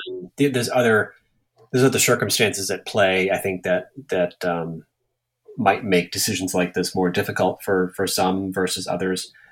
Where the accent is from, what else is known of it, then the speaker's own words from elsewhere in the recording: Everett, Massachusetts, United States; moved away as an adult; also born or lived in Saugus, Massachusetts / Boston, Massachusetts / Portland, Maine; now in Maine, United States; I grew up in Everett.